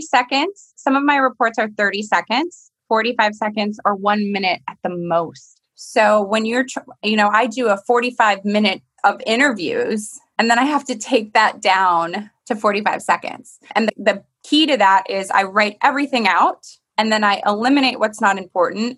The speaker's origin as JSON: {"language": "English", "region": "Michigan", "country": "United States", "tie": "born or raised there", "moved": "yes", "said": "I grew up in Michigan"}